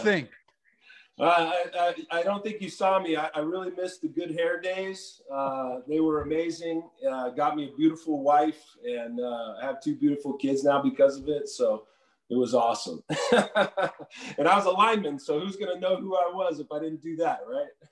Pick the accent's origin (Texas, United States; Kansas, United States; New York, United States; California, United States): California, United States; Southern; also born or lived in Utah / Moses Lake, Washington; I grew up in Southern California. I moved to Southern California when I was 10